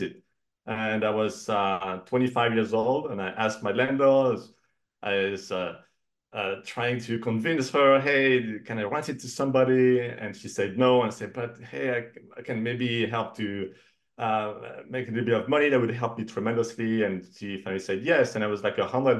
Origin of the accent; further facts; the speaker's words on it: Cognac, Nouvelle-Aquitaine, France; moved away as an adult; now in United States; originally I'm from France, from the Cognac region in north of Bordeaux. And I came to the US for my first job about 21 years ago